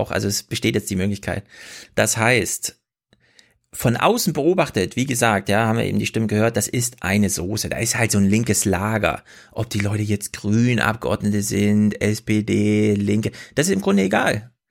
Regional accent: Kummerow, Mecklenburg-Vorpommern, Germany; Ich, ich komme auch aus Kummerow wird auch mit W am Ende geschrieben.

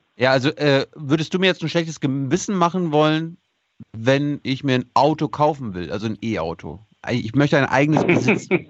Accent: Mecklenburg-Vorpommern, Germany; Ich bin Mecklenburger, ich komme vom Land, also vom richtigen Land

